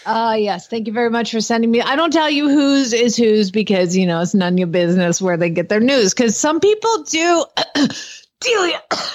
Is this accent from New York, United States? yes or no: no; Atlanta, Georgia, United States; now in Norman, United States; my hometown, Glenn. Where is that? Atlanta, Georgia.